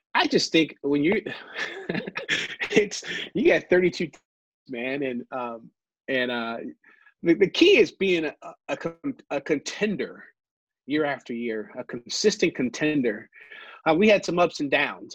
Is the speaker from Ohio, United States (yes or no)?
yes; Ohio, United States; moved away as an adult; now in Michigan, United States; I grew up in Ohio